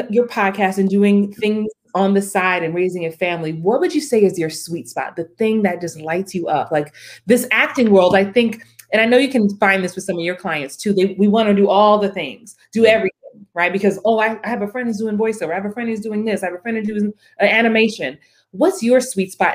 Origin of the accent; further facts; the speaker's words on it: New York City, New York, United States; I'm from the Bronx